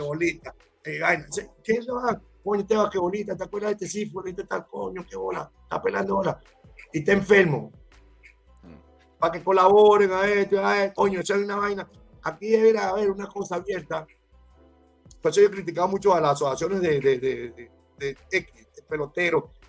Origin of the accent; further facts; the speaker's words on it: Miranda, Venezuela; moved away; also born or lived in Ocumare del Tuy; Yo nací en el tour me crié en Miranda